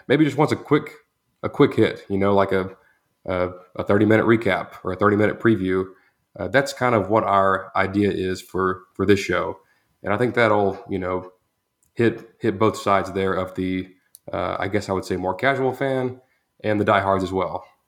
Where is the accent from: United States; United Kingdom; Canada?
United States; Groesbeck, Texas; I'm from Gross Beck, Texas